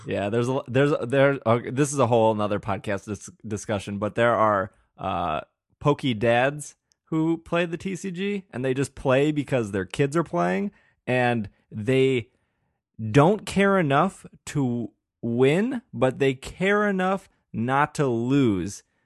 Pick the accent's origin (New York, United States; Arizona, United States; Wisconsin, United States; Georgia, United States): Wisconsin, United States; Milwaukee; We're both from Milwaukee